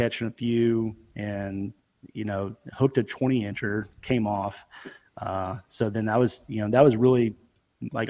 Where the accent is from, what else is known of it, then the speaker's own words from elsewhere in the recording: Memphis, Tennessee, United States; also born or lived in Bartlett, Tennessee; I'm from the Memphis area, kind of outskirts. You got some little smaller communities. I'm in Bartlett